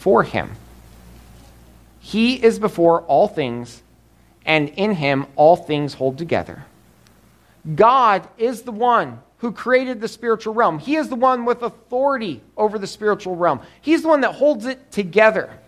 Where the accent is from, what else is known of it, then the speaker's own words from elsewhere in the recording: Colorado, United States; Growing up, Emily and I grew up in Colorado. Emily grew up on the farm, I grew up in the town